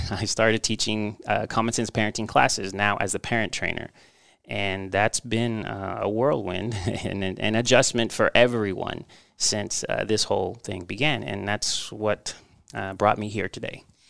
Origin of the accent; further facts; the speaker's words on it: Texas, United States; moved away as an adult; also born or lived in Mexico; now in Omaha, United States; I was born in Mexico, and, uh, my family traveled here when I was about, uh, two years old. And I grew up in Texas, so I'm a Texas boy at heart.